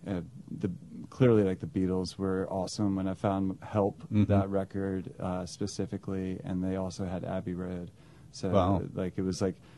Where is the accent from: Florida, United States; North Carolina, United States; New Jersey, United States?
North Carolina, United States; Greensboro; also born or lived in Scottsdale, Arizona; now in Charlotte, United States; I grew up in Greensboro, North Carolina